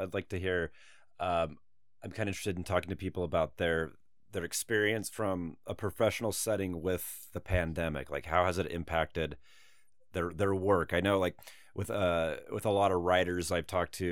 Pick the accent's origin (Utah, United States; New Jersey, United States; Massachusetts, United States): Utah, United States; when I was growing up in Utah.